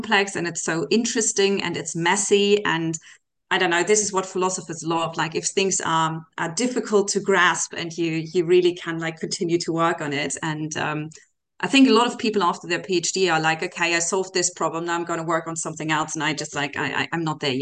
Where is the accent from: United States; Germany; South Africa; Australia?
Germany; now in Amsterdam, Netherlands; I'm originally from Germany